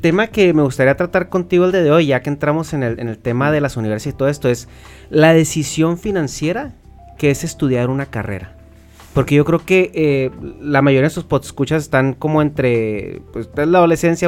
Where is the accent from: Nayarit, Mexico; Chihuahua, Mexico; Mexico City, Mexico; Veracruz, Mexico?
Chihuahua, Mexico; nosotros somos de Chihuahua